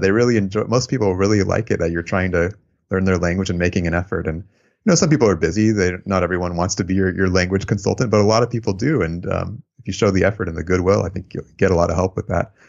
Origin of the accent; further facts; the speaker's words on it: San Francisco Bay Area, California, United States; also born or lived in Japan / Albania; my mom's American, but, um, we moved here when I was a baby.